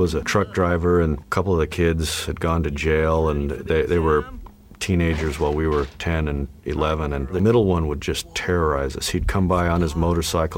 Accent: Albuquerque, New Mexico, United States; I grew up in Albuquerque, New Mexico

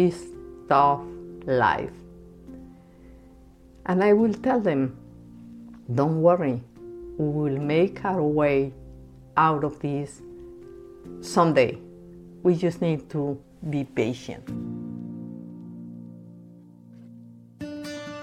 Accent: Bogotá, Colombia; moved away as an adult; now in United States; I was born and raised in Bogota, Colombia

